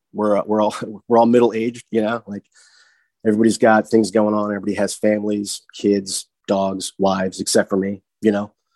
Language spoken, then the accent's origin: English; Morrisville, Pennsylvania, United States; also born or lived in Georgia / Sydney, Australia / Philadelphia; now in Glenside, Pennsylvania, United States; i grew up in the Philadelphia area, right? I'm, I'm from Bucks County.